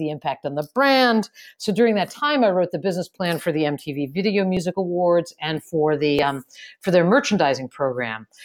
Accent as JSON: {"language": "English", "country": "Ireland", "said": "maybe it's because I'm Irish, but I've just always been a really good storyteller."}